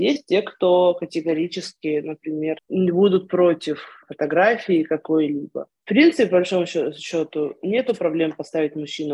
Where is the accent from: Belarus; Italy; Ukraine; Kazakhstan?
Ukraine; moved away as an adult; also born or lived in Moscow, Russia; now in Israel; Я с 13 лет э, училась э, в еврейской религиозной школе в Украине